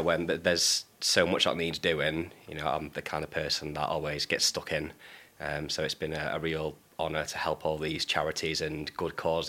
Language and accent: English; Manchester, North West England, United Kingdom; I grew up in Blakely in North Manchester, which is a pretty deprived area